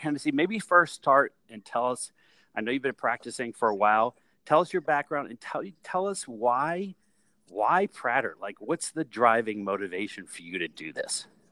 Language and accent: English; Greensburg, Pennsylvania, United States; I grew up in Greensburg, Pennsylvania